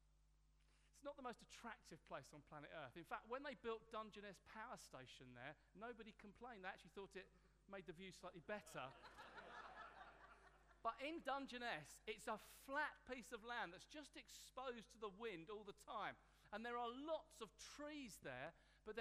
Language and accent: English; Hastings, South East England, United Kingdom; In my hometown, Hastings